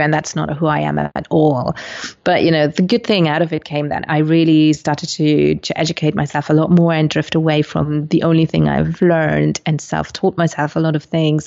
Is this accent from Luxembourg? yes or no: yes; Luxembourg; also born or lived in Colombia; I'm originally from Colombia, but was adopted when I was four months old. And so I landed in Luxembourg